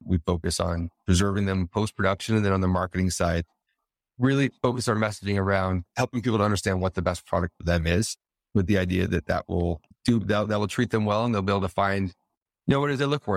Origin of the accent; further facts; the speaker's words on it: Colorado, United States; moved away as an adult; also born or lived in Las Vegas, Nevada; I'm originally from Colorado, but I was in Vegas for eight years